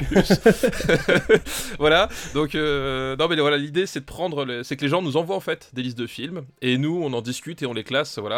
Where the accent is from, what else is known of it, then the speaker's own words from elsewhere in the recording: France; … fait partie de nous en tant que Français, qu'on le veuille ou non.